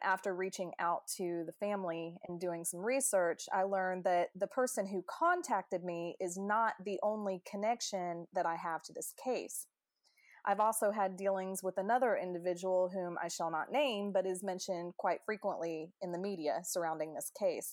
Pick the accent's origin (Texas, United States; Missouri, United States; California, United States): Missouri, United States; Kansas City; my hometown, which is Kansas City, Missouri